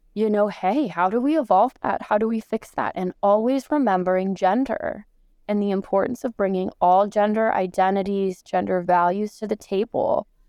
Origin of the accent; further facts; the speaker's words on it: Los Angeles, California, United States; also born or lived in Michigan; I am born and raised in Los Angeles, California, here in the United States